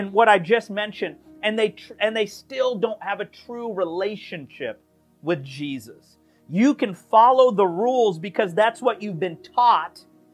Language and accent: English; United States; we are Americans